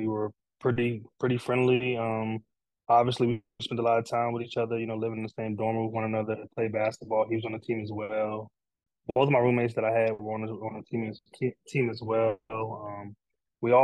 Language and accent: English; Takoma Park, Maryland, United States; I grew up in Tacoma Park, Maryland, in Montgomery County